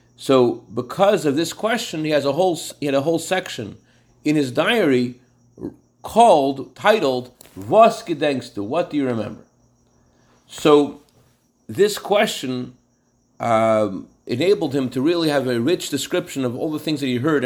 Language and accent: English; Worcester, Massachusetts, United States; my hometown in Worcester, Massachusetts